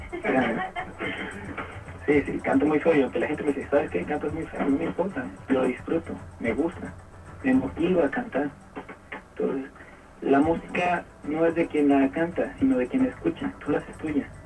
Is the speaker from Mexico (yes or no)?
yes; Tuxtepec, Oaxaca, Mexico; Yo soy originario de Tustepec, de padre y madre huasqueños.